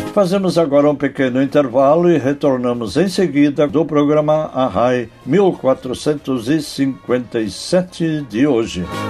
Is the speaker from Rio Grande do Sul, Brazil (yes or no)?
yes; north-central Rio Grande do Sul, Brazil; no centro-norte do Rio Grande do Sul, minha terra natal